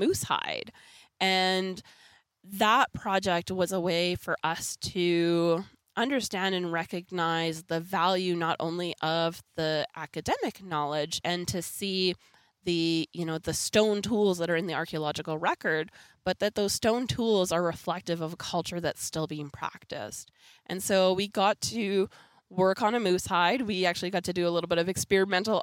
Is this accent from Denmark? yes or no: no; Canada; born or raised there